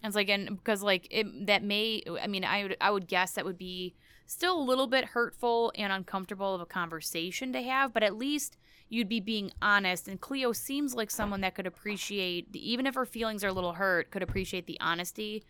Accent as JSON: {"language": "English", "country": "United States", "said": "being an American"}